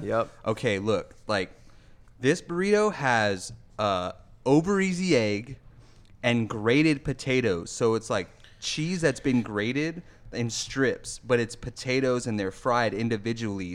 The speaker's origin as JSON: {"language": "English", "town": "West Covina", "region": "California", "country": "United States", "tie": "born or raised there", "moved": "yes", "said": "my hometown spot, Classic Burger in West Covina, California"}